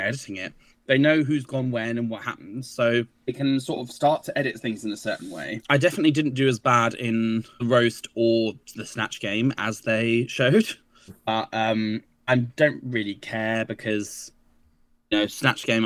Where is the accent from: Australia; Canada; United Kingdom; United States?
United Kingdom; Brighton, South East England; I'm from Brighton